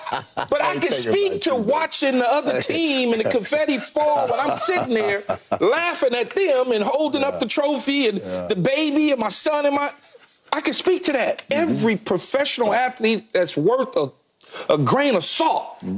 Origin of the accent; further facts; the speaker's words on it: West Coast, United States; But I'm from the West Coast, so I understand that whole Pacific Northwest.